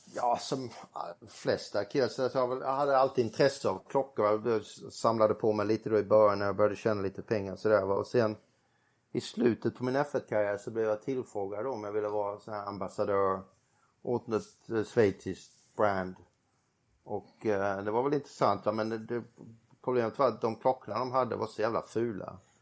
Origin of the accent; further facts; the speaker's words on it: Sweden; moved away; när man kommer hem till Sverige